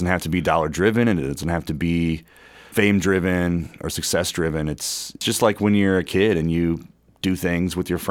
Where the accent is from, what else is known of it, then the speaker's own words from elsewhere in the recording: Kewanee, Illinois, United States; now in Bloomington, United States; where I grew up in Kewaunee